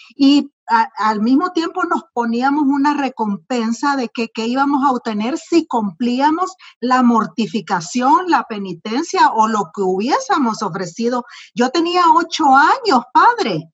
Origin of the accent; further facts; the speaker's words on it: El Salvador; moved away as an adult; now in United States; geográficamente, nací en El Salvador